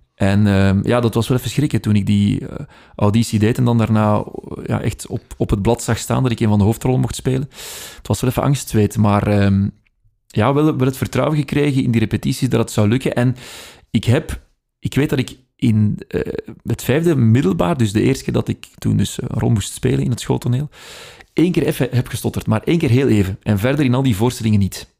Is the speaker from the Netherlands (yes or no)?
no; Opwijk, Flanders, Belgium; accent: Brabantian; als ik gewoon in mijn eigen dialect praat, dan klinkt het anders dan wat ik nu doe. Ja. Eh, ik ben afkomstig van Opwijk, dus dat is Brabants